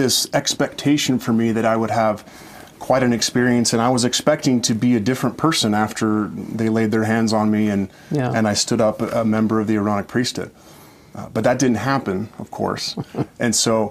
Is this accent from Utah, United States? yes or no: yes; Orem, Utah, United States; born or raised there; also born or lived in Central Washington